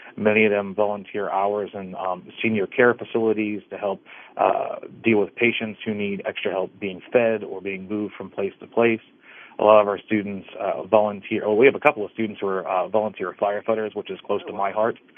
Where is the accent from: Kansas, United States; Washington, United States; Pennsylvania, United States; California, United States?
Pennsylvania, United States; Dravosburg; I, I grew up in Dravosburg